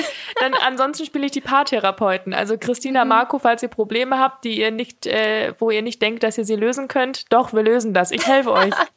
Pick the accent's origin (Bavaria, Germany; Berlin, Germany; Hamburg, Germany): Bavaria, Germany; Munich; als Münchnerin